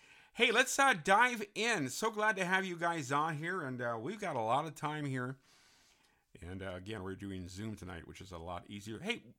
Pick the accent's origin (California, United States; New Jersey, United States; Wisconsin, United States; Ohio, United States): California, United States; San Francisco; I grew up in San Francisco.